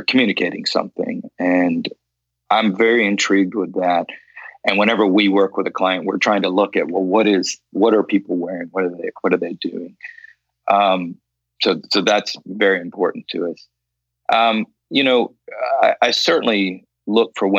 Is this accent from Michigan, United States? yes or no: no; Loxahatchee, Florida, United States; when I was a kid growing up in Loxahatchee, Florida